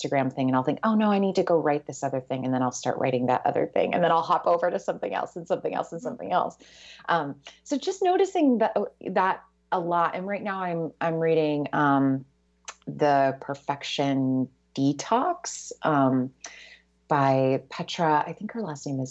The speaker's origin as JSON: {"language": "English", "region": "the South", "country": "United States", "said": "I'm from the South and I had that encounter a couple times growing up"}